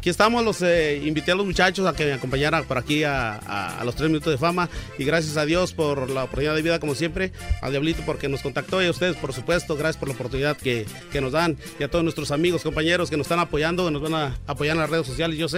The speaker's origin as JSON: {"language": "Spanish", "region": "Zacatecas", "country": "Mexico", "tie": "born or raised there", "said": "nacido y criado allá en Zacatecas, yo soy de mi rancho, saludos para mi gente"}